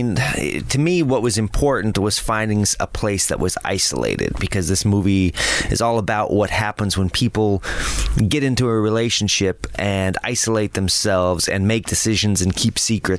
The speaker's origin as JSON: {"language": "English", "town": "Lakewood", "region": "Colorado", "country": "United States", "tie": "born or raised there", "said": "Lakewood, Colorado."}